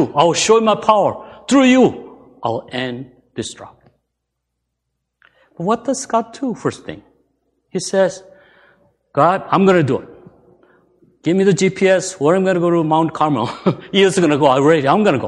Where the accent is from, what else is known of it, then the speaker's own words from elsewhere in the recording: South Korea; moved away; I was born in Korea